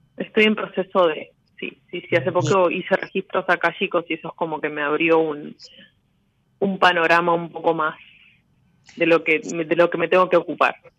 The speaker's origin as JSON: {"language": "Spanish", "region": "Buenos Aires", "country": "Argentina", "said": "de Capital Federal, de Parque Avellaneda"}